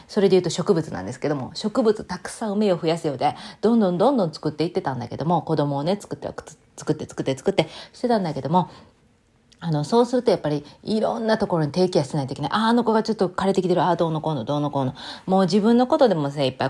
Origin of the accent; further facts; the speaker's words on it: Takasago, Hyogo, Japan; 私の地元高砂、播州